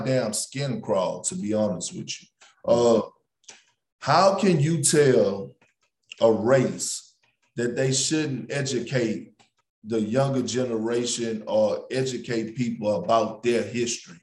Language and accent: English; Beaumont, Texas, United States; born or raised there